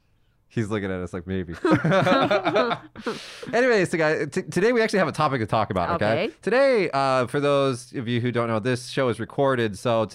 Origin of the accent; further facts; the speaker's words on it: United States; now in Japan; As the American here